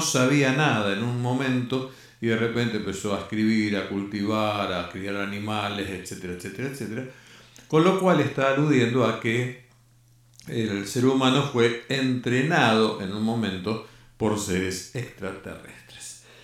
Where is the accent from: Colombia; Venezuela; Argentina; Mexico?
Argentina; nosotros que somos argentinos